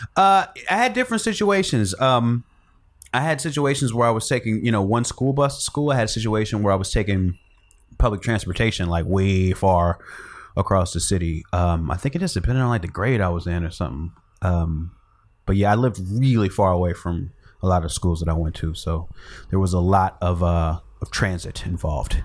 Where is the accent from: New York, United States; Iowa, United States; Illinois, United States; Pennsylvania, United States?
Illinois, United States; Chicago; moved away; I grew up in Chicago. Born and raised